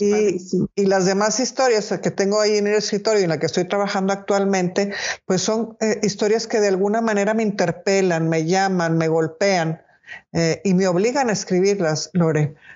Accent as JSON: {"language": "Spanish", "town": "Monterrey", "region": "Nuevo León", "country": "Mexico", "said": "yo soy de Monterrey"}